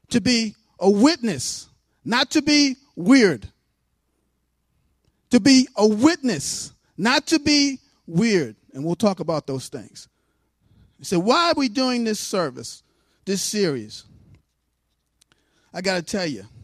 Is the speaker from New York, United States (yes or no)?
yes; New York City, New York, United States; moved away; I grew up Lutheran in New York City.